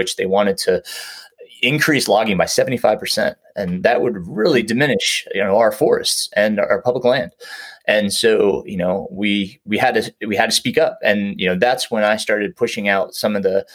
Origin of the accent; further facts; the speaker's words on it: New York, United States; moved away; I grew up in New York